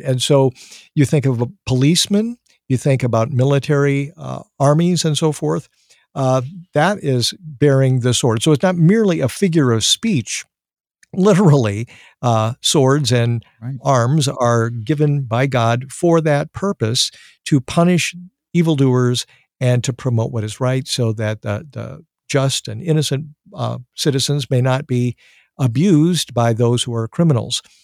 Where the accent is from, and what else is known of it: United States